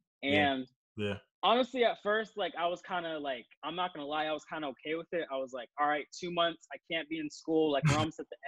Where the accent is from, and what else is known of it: Central Valley, California, United States; born or raised there; moved away as an adult; also born or lived in Berkeley, California / Elk Grove, California / Modesto, California / Tracy, California; now in Atlanta, United States